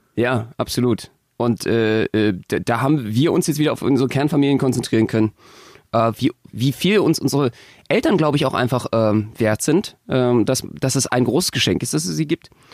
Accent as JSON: {"language": "German", "region": "Berlin", "country": "Germany", "said": "als Berliner"}